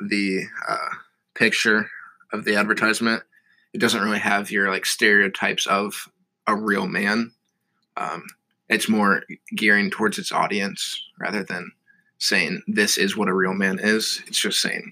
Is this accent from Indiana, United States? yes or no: yes; Noblesville, Indiana, United States; moved away; I'm a sophomore from Noblesville, Indiana